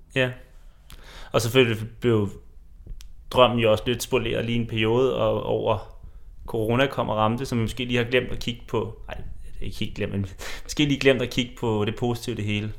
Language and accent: Danish; Denmark